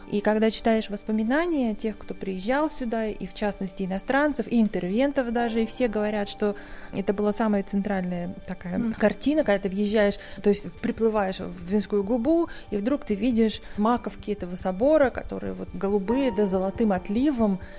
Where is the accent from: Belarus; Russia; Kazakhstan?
Russia; Arkhangelsk, Arkhangelsk Oblast; born or raised there